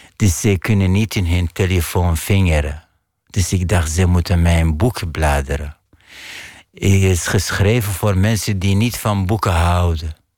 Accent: Iraq; Dutch is a second language; moved away as an adult; now in Netherlands; ik kom uit een maatschappij waar is veel taboes

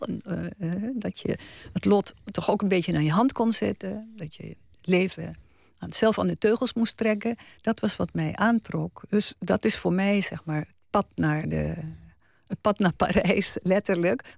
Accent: Achterveld, Utrecht, Netherlands; moved away as an adult; also born or lived in Paris / Latin America; het dorp waar ik geboren ben is een eh, heel gesloten dorp toen

